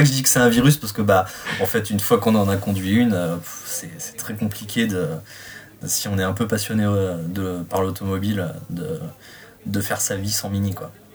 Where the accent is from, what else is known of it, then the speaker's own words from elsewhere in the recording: Reims, Grand Est, France; j'ai 33 ans, je viens de Reims